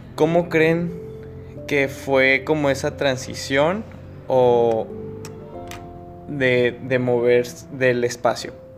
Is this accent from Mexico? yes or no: yes; Agua Prieta, Sonora, Mexico; somos de Agua Prieta, la parte norte